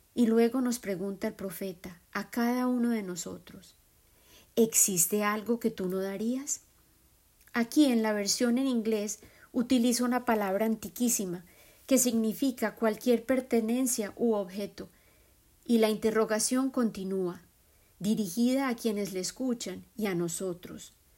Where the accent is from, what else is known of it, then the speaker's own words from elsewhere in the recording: Colombia; moved away; Colombia, mi tierra de origen